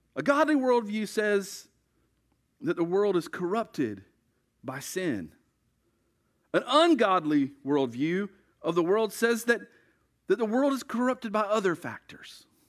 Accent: United States; We like to think that we speak for God as American Christians

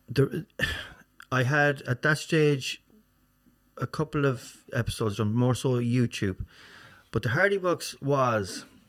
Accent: Swinford, Connacht, Ireland; also born or lived in Castlebar / Galway / America; Swinford, Swinford is my hometown

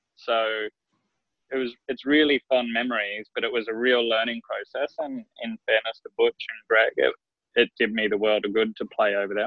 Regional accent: Queensland, Australia; also born or lived in South Australia; I've lived here since I was seven years old. So I, I feel very much like I've grown up a Queenslander

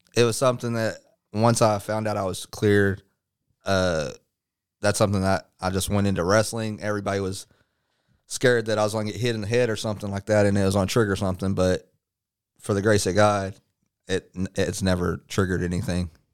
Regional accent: Midlothian, Texas, United States; also born or lived in Dallas, Texas / Lancaster, Texas / Waxahachie, Texas; we moved to Midlothian, Texas before it blew up, and I basically lived in between Midlothian and Waxahachie basically all my life

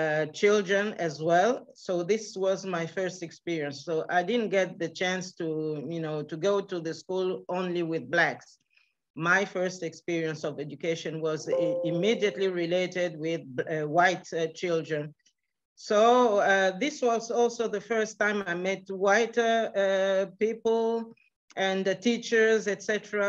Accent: Switzerland; born or raised there; also born or lived in Kinshasa, Democratic Republic of the Congo

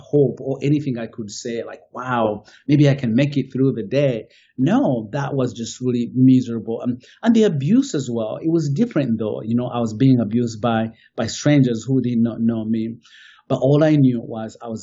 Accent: Uganda; English is a second language; moved away as an adult; also born or lived in Kampala, Uganda; now in United States; I grew up in Uganda, in a small little village at the border of Uganda and Rwanda.

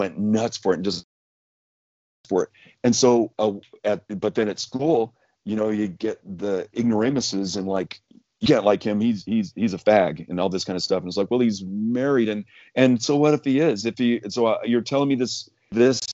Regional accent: Roseburg, Oregon, United States; we lived just a few blocks up from a classic Americana downtown Roseburg, Oregon, the main street

